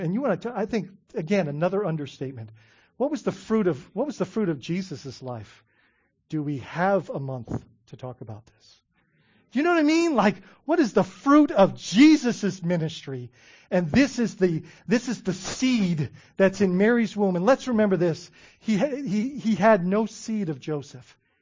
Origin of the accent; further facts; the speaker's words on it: Bahamas; I grew up in the Bahamas